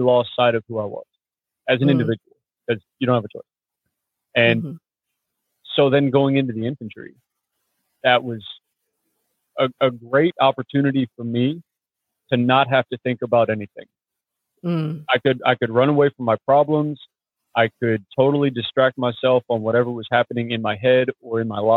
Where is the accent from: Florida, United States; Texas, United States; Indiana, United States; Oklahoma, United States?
Florida, United States; Clearwater; moved away; I was born in Clearwater, Florida, some odd years ago